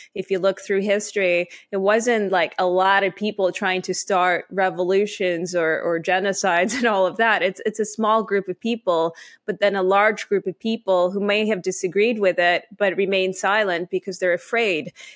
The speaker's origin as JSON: {"language": "English", "country": "Canada", "tie": "born or raised there", "also_born_or_lived": "Ukraine / Israel", "said": "I am Canadian, so I, I, I grew up here."}